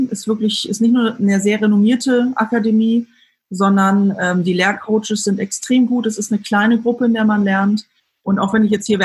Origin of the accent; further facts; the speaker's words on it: Frankfurt, Hesse, Germany; ich komme aus dem Frankfurter Raum, muss ich sagen